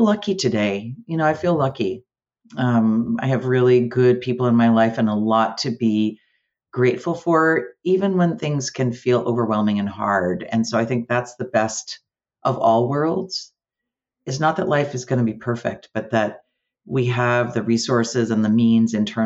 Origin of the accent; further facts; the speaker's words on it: Amherst, Massachusetts, United States; also born or lived in Yonkers, New York / Eugene, Oregon; ended up in Amherst, Massachusetts. So that's where I lived. That's where I've been in Western Massachusetts most of my adult life and my young life